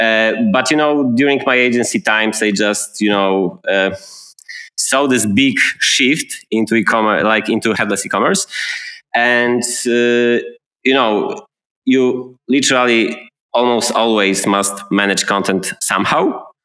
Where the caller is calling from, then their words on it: Gdańsk, Pomeranian Voivodeship, Poland; English is a second language; And I'm talking today from Gdańsk. It's a city by the Baltic Sea in the northern part of Poland.